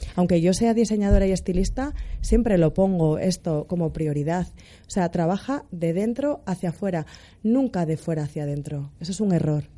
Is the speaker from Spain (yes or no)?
yes; Asturias, Spain; soy asturiana